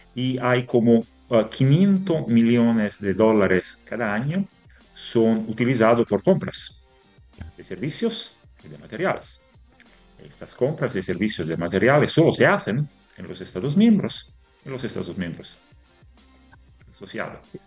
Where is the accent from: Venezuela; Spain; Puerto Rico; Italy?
Italy; Spanish is a second language; moved away; somos italianos